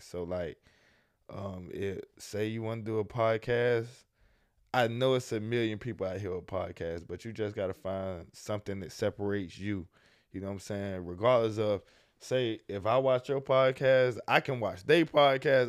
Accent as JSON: {"language": "English", "town": "Jacksonville", "region": "Florida", "country": "United States", "tie": "born or raised there", "also_born_or_lived": "Miami", "said": "born and raised in Jacksonville"}